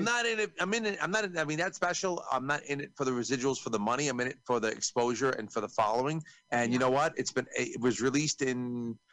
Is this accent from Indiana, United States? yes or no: no; New York, United States; I'm from New York